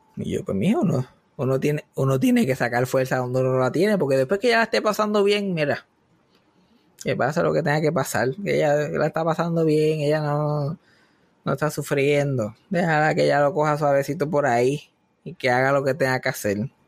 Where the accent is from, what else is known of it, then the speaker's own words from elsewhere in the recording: Puerto Rico; yo soy de Giocaña